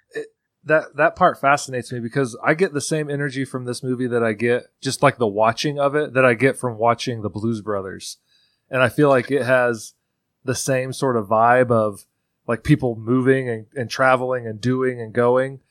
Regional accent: Central Indiana, United States; moved away; growing up in Central Indiana

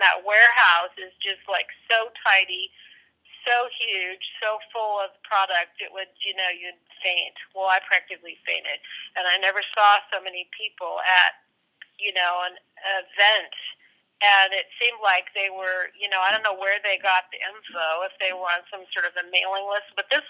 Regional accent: New York, United States; like, I'm from New York and, you know, I forget who was who

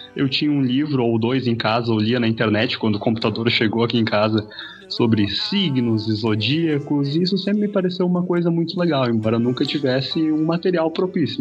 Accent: Sapiranga, Rio Grande do Sul, Brazil; sou natural de Sapiranga

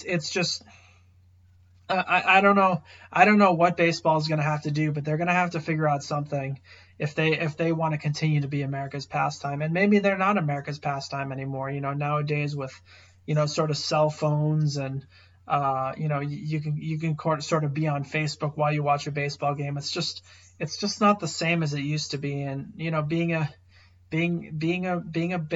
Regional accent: outside of Boston, Massachusetts, United States; I grew up outside of Boston

